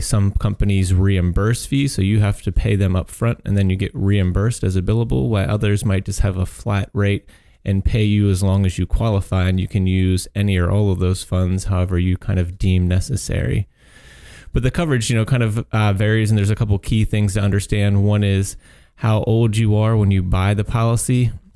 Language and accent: English; Chicago, Illinois, United States; I'm a Chicago boy